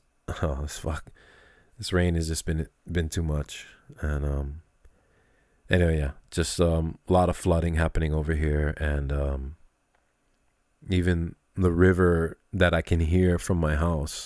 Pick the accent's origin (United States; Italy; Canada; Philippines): United States; Kailua, Hawaii; also born or lived in south side of Oahu; we're from Kailua too. We're from the east fucking side